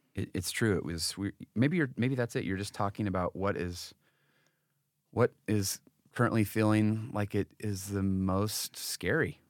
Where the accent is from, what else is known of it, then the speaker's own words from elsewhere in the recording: Connecticut, United States; moved away; also born or lived in Utah; I was from this very different kinda family growing up in Florida, I mean, in Connecticut.